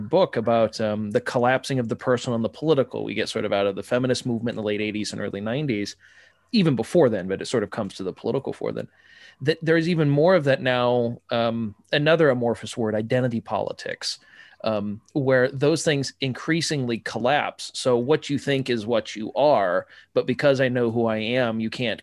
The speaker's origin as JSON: {"language": "English", "region": "Midwest", "country": "United States", "tie": "born or raised there", "said": "I'm from the Midwest, nice Protestant boy"}